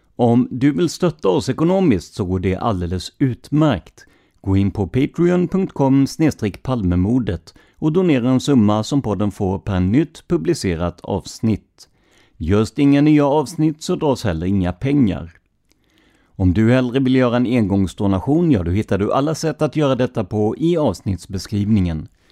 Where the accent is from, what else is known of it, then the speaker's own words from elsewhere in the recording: Karlskrona, Blekinge, Sweden; Jag är själv från Karlskrona, en stad med ett otal öar